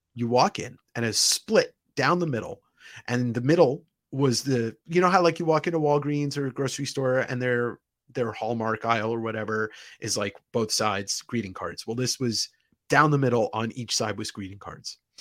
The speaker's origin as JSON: {"language": "English", "town": "Deer Park", "region": "New York", "country": "United States", "tie": "born or raised there", "said": "New York, I, I grew up on Long Island"}